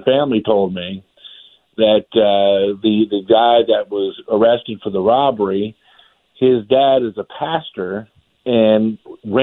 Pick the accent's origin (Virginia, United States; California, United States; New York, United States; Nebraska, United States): Virginia, United States; Richmond; growing up in Richmond